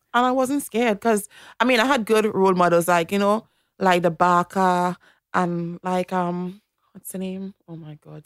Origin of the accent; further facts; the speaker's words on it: Toco, Trinidad & Tobago; moved away as an adult; also born or lived in United States / England; now in Australia; I grew up in a country town called Toko